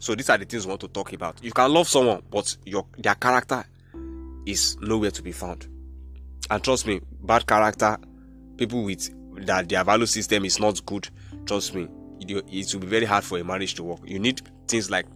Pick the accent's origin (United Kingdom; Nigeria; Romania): Nigeria; I'm from Nigeria